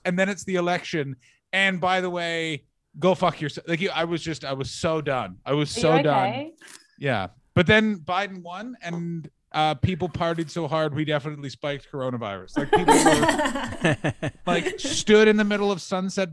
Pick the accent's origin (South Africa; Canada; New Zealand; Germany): Canada; moved away as an adult; now in Los Angeles, United States; I'm Canadian